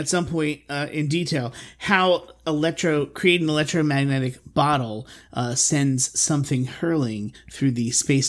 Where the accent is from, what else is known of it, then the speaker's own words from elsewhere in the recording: Philadelphia, Pennsylvania, United States; I do. I'm from Philly.